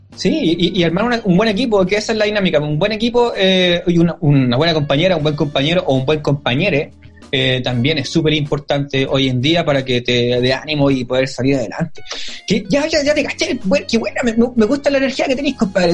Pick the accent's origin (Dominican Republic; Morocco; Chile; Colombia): Chile; yo soy chileno y toda la cuestión, soy chileno